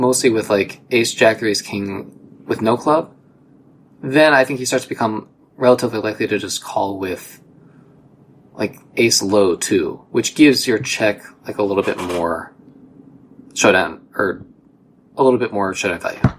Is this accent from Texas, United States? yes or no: no; Ohio, United States; you and I grew up together in Ohio